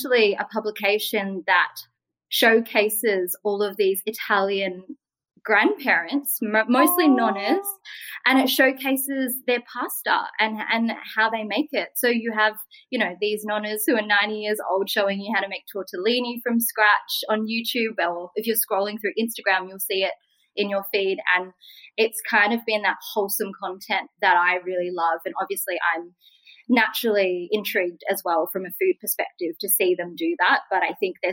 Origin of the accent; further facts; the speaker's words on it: Australia; I'm Vietnamese Australian.